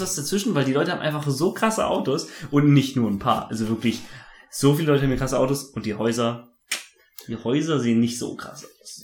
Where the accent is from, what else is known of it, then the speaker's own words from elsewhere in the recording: Germany; moved away as an adult; now in Taipei, Taiwan; weil ich ja Deutscher bin